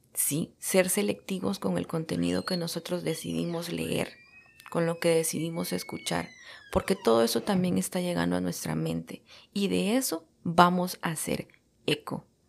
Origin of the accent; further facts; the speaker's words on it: El Salvador; moved away as an adult; now in United States; Soy salvadoreña de nacimiento y estoy radicada en los Estados Unidos desde hace ocho años. Estudié la carrera de comunicación social en mi país